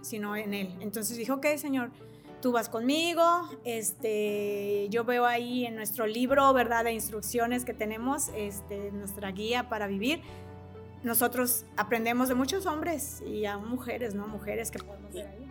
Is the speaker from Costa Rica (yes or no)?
no; Mexico; soy mexicana